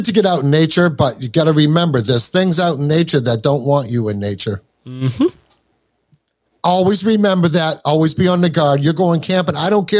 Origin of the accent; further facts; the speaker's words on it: Morehead, Kentucky, United States; born there; So I was born in Moorhead, Kentucky, which is right in the heart of Appalachia.